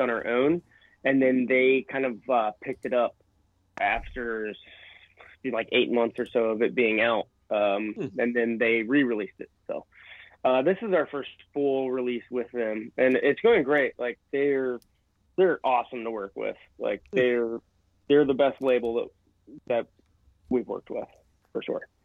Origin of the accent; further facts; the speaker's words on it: Bethel, Ohio, United States; my hometown of Bethel, Ohio